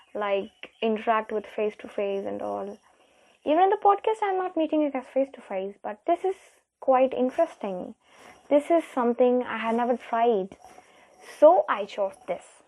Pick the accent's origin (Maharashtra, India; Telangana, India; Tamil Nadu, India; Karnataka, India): Tamil Nadu, India; I'm here from India, Tamil Nadu